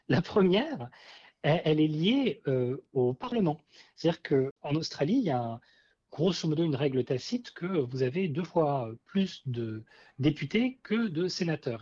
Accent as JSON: {"language": "French", "country": "France", "said": "en tant que Français"}